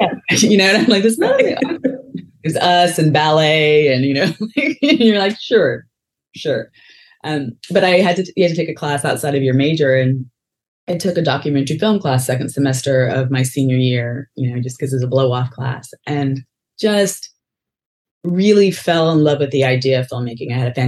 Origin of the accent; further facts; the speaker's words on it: Texas, United States; moved away as an adult; also born or lived in North Carolina; now in Atlanta, United States; I grew up in Texas.